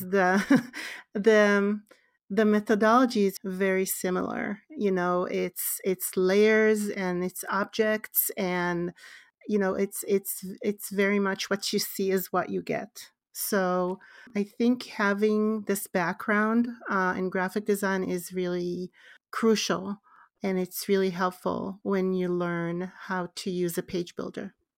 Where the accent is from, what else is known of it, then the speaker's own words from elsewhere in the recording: Israel; born and raised in Israel